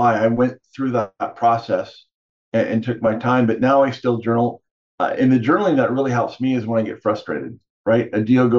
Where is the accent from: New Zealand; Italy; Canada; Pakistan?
Canada; I grew up in Canada